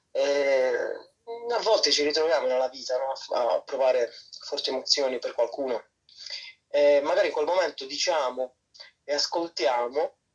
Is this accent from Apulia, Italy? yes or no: yes; Apulia, Italy; also born or lived in Barbados; sono stato in Puglia. Mm. no, nella mia terra.